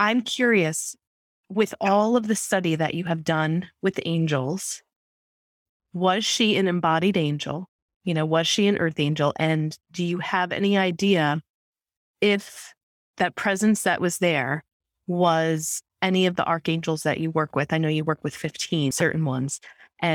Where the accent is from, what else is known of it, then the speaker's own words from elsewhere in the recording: New York, United States; And I'm also from New York